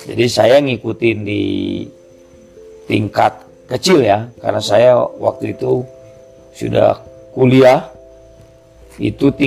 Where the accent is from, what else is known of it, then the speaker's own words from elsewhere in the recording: Bandung, West Java, Indonesia; saya besar di Sekelwa. Jadi kalau Sekelwa sekarang ini di daerah Pati Ukur sudah menjadi kota.